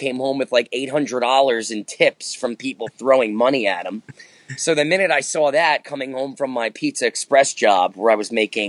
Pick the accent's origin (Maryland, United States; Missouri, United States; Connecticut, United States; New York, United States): New York, United States; Manhattan; born there; also born or lived in New Jersey / Yonkers; I was born in Manhattan in the Bronx. I lived there for a little bit. Then we moved over to Jersey. Then we moved back to Yonkers. So I can say I was in the tri-state area most of my adult life.